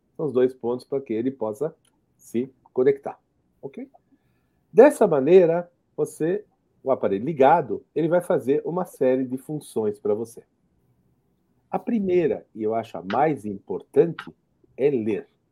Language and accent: Portuguese; Jerusalem, Jerusalem District, Israel; moved away; eu sou israelense, eu, nasci em Jerusalém